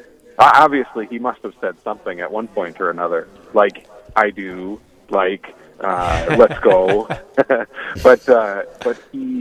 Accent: Williston, North Dakota, United States; now in Dickinson, United States; I grew up in St. Joseph's Parish in Williston

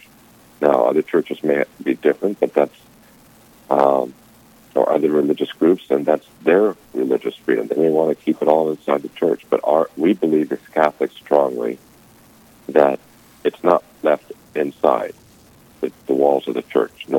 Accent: California, United States; moved away as an adult; now in North Dakota, United States; I'm originally from California

